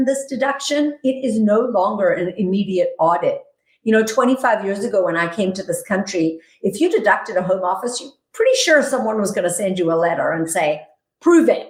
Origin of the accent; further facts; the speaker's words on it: South Africa; moved away as an adult; now in United States; I'm originally from South Africa. I came to the United States with nothing but a bag of dirty clothes in 1997.